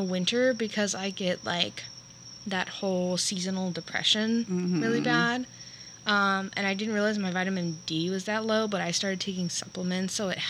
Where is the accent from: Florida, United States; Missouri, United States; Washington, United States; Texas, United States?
Florida, United States; I'm from Florida.